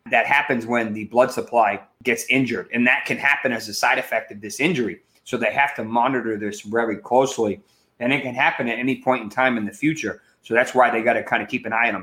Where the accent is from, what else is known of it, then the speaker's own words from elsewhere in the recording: Massachusetts, United States; I grew up in Massachusetts